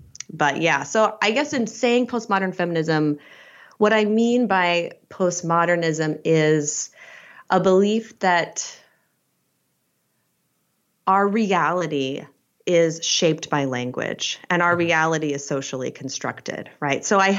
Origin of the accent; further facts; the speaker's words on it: Idaho, United States; also born or lived in Utah, United States; So I'm actually an Idaho native. So I was born in McCall, and I mainly grew up in Utah and Eastern Idaho in the Mormon belt. And I was raised an evangelical Christian.